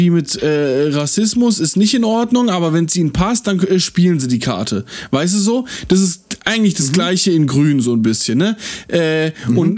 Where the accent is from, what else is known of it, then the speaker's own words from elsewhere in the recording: Germany; ich bin kein Ausländer, äh, weil ich bin in Deutschland geboren und hier aufgewachsen, aber wenn ich es brauche, dann bin ich ein Ausländer, so.